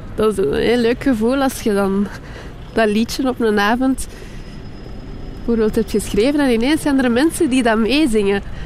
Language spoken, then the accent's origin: Dutch; Jette, Brussels-Capital Region, Belgium; moved away; also born or lived in Kapelle-op-den-Bos; Ik ben, ik ben opgegroeid in Jette. En dan naar Kapellen op den Bos verhuisd.